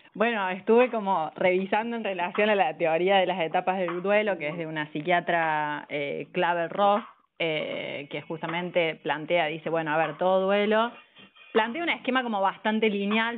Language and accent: Spanish; Córdoba, Argentina; also born or lived in Villa María; de Córdoba Capital, un, un poco y un poco, Córdoba Capital y Villa María